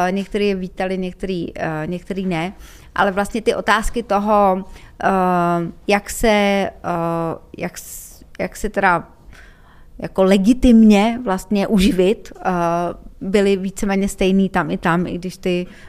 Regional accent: Czechia; já jako Češka

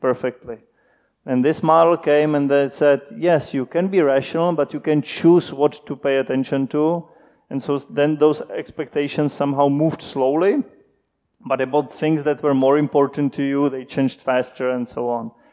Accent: Czechia; moved away as an adult; also born or lived in Princeton, United States; When I moved back from Princeton, I, I, moved back home. I thought I cannot do research in the Czech Republic

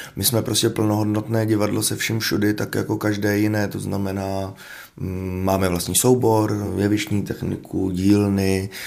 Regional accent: Hradec Králové, Hradec Králové Region, Czechia; já jsem z Hradce

